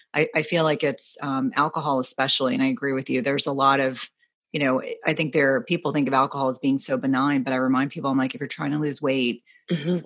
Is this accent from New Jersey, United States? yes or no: yes; New Jersey, United States; I grew up in New Jersey